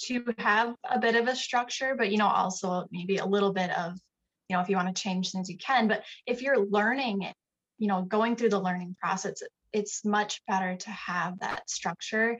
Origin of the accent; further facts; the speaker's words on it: Sioux Falls, South Dakota, United States; Sioux Falls, South Dakota. I have lived here my entire life.